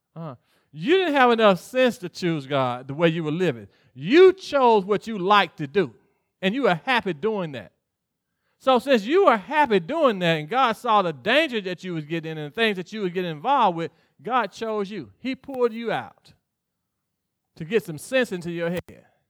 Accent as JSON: {"language": "English", "region": "Mississippi", "country": "United States", "tie": "born or raised there", "said": "I grew up in Mississippi"}